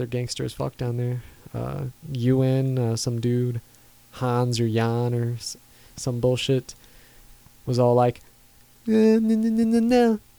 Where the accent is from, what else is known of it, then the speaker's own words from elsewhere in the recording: United States; as an American